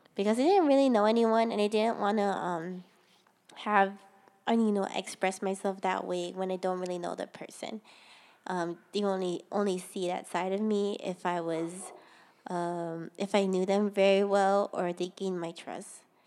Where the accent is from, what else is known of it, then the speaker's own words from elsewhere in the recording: Ewa Beach, Hawaii, United States; also born or lived in Honolulu, Hawaii; I was born in Honolulu, Hawaii, at Kapiolani Medical Center. And I was a bor, I mean, I was raised in Eva Beach, seventy-six South